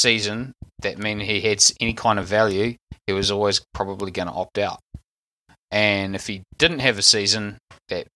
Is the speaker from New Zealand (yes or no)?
yes; New Zealand; as a Kiwi